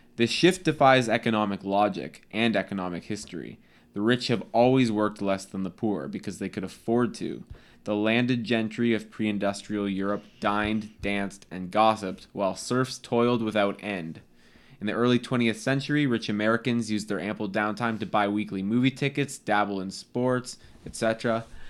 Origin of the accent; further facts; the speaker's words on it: Canada; we're Canadian